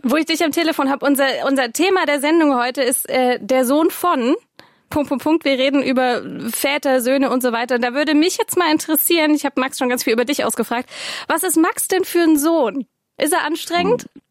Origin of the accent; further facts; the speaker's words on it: Swabia, Germany; ich komme ja aus Schwaben